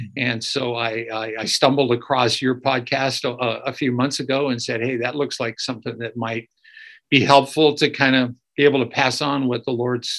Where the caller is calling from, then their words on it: Escondido, California, United States; I'm actually calling from a city just north of San Diego called Escondido, about 25 miles north and a little east of downtown San Diego.